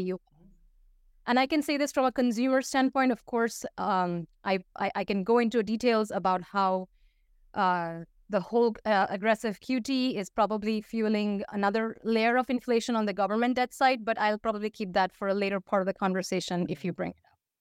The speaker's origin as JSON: {"language": "English", "town": "Paris", "region": "Île-de-France", "country": "France", "tie": "born or raised there", "also_born_or_lived": "India / United States / Russia / Turkey", "first_language": "Hindi and Bengali", "second_language": "English", "moved": "as an adult", "said": "I grew up, um, for th, a good part of my childhood and into teenhood, high school and whatnot, um, in Paris, so I speak French."}